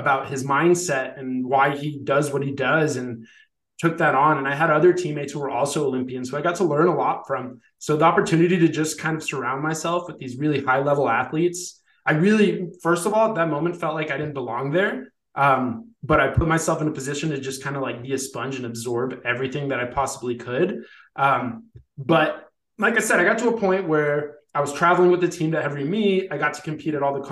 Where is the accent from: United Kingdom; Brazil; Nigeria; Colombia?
Colombia; moved away; also born or lived in Ithaca, New York; go back home to my home country in Colombia